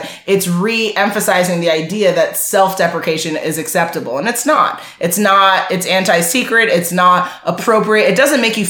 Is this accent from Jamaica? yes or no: yes; Jamaica; I'm Jamaican